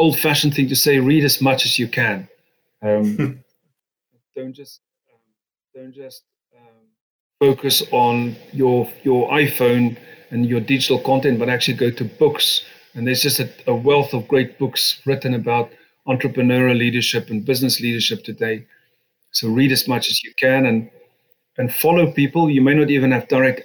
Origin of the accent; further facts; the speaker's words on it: South Africa; moved away as an adult; now in United Kingdom; I had the good fortune of being born in South Africa and Africa, and then came to Britain in my 20s and have been a British citizen since.